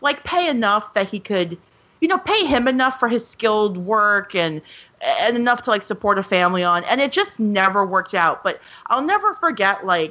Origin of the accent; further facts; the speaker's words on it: New York, United States; I'm from New York